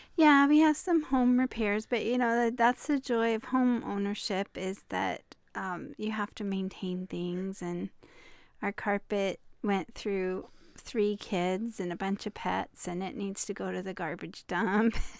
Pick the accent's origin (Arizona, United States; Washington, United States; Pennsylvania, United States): Washington, United States; Hoquiam; we're from the coast where life is slow and quiet.